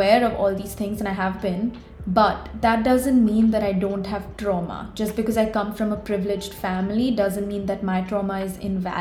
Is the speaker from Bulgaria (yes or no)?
no; Mumbai, Maharashtra, India; I'm a 21-year-old content creator from Mumbai